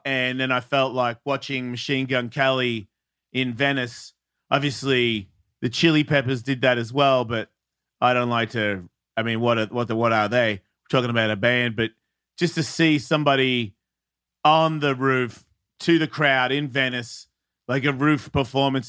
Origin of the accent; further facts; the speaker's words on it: Australia; being an Australian